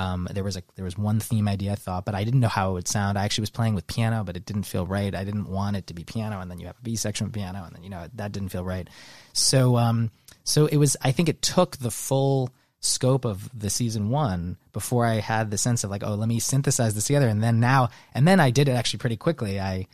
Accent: Manhattan, New York, United States; also born or lived in Westport, Connecticut; I grew up in Manhattan.

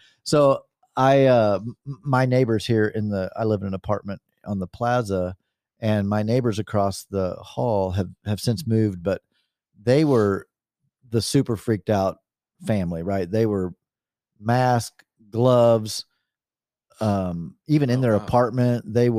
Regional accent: California, United States; Guys, I'm from California. I'm totally used to this.

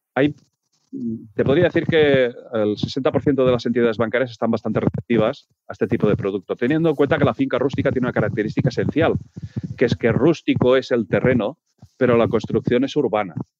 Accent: Peralada, Catalonia, Spain; mi pueblo, en Peralada

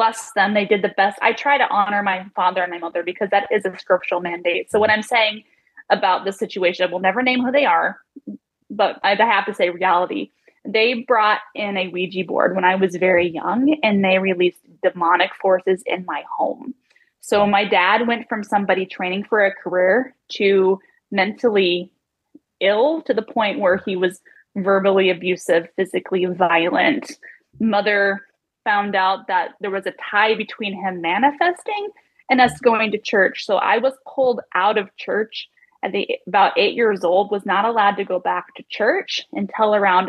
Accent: Vaughn, Washington, United States; moved away; I grew up in a tiny little town, Vaughan, Washington

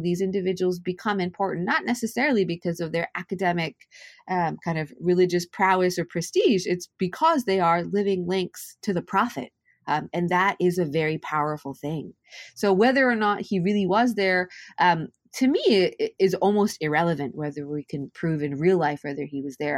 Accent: Japan; moved away; I'm Japanese and Welsh, and I grew up, born and raised in Japan

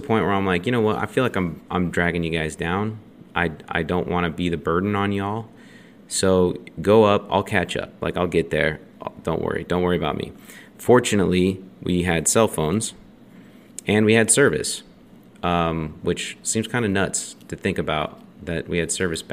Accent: Draper, Utah, United States; We grew up in Draper

